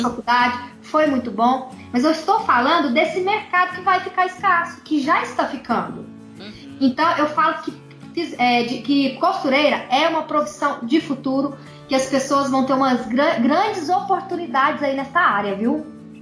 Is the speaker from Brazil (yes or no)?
yes; Pará de Minas, Minas Gerais, Brazil; Pará de Minas, Minas Gerais, do ladinho de Belo Horizonte